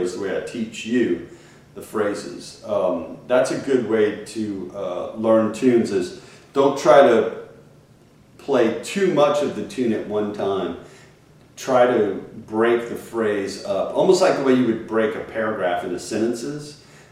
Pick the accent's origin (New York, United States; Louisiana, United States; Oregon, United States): Louisiana, United States; Cajun country; growing up in Cajun country, I heard, you know, my mom and dad would sing